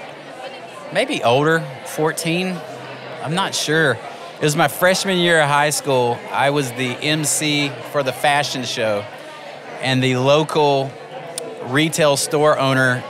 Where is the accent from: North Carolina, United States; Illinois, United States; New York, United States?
North Carolina, United States; moved away as an adult; also born or lived in Louisiana; now in Oklahoma, United States; I was born in Louisiana and raised in North Carolina